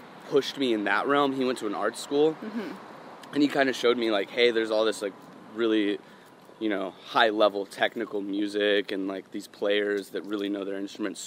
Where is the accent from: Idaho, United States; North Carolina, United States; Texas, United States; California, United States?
Texas, United States; Dallas; I grew up in Dallas.